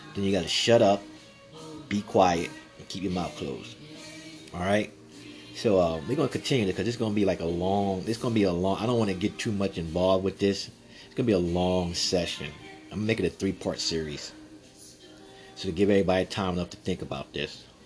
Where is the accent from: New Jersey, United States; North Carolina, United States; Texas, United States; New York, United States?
Texas, United States; San Antonio; I'm from Texas, live from Texas, San Antonio